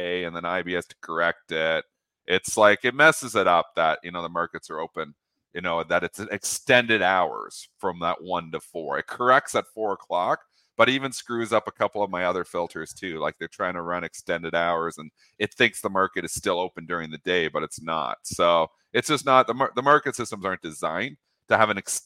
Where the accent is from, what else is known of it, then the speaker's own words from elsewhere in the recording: Canada; me being Canadian